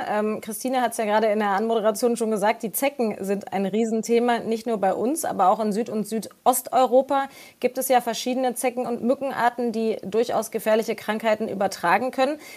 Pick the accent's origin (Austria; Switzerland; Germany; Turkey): Austria